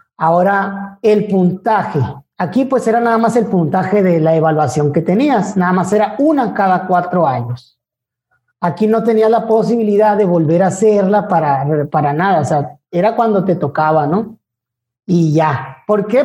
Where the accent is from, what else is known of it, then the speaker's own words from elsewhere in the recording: Ciudad Obregón, Sonora, Mexico; also born or lived in Hermosillo; yo soy de Ciudad Obregón